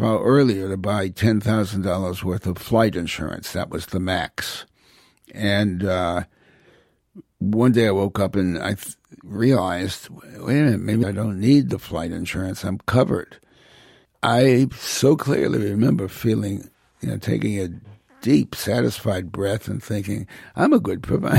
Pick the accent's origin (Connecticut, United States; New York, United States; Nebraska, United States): Connecticut, United States; Hartford; also born or lived in New Haven; I was born in New Haven, raised largely in Hartford